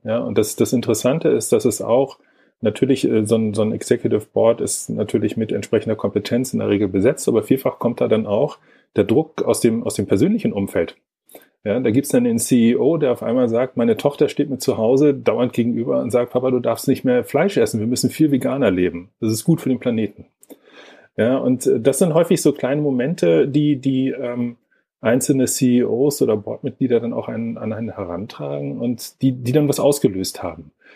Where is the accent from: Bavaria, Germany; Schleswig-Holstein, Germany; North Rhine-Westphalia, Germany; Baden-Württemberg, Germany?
Schleswig-Holstein, Germany; Lübeck; moved away; also born or lived in Braunschweig; ursprünglich komme ich aus Lübeck